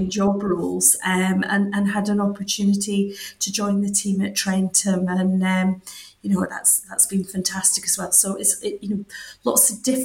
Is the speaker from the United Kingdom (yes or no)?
yes; Scotland, United Kingdom; moved away; as you might have gathered from the accent, I grew up in Scotland